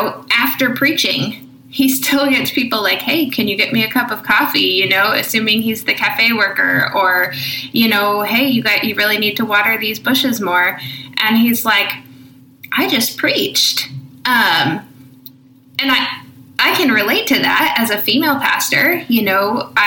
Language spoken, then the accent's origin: English; Midwest, United States; also born or lived in Orange County, California; my hometown here in the Midwest